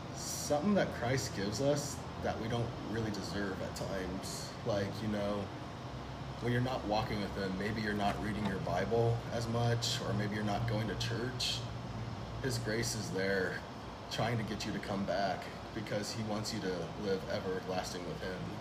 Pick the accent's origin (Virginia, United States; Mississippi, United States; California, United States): California, United States; Fresno; I was born and raised here in Fresno, California